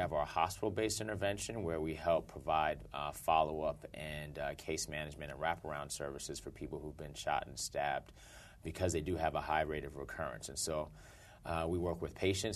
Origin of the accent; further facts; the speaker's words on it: New York City, New York, United States; I grew up in Brooklyn